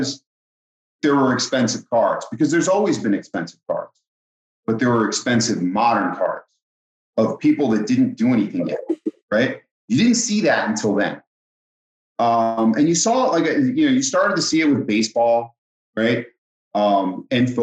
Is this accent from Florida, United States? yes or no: no; Philadelphia area, New Jersey, United States; I grew up in New Jersey, Philadelphia area.